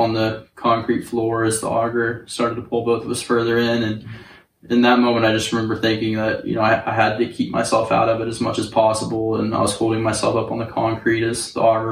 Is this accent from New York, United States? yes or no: no; Northwest Oklahoma, United States; I was born and raised in like Northwest Oklahoma. All my family's like from around the Enid area